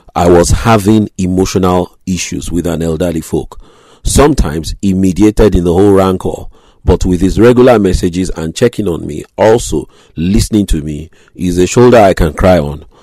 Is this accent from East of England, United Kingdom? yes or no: yes; Grays, East of England, United Kingdom; my hometown, Grays, Essex